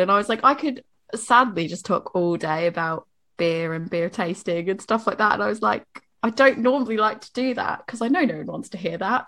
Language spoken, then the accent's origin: English; Boston, Massachusetts, United States; moved away; I'm from Boston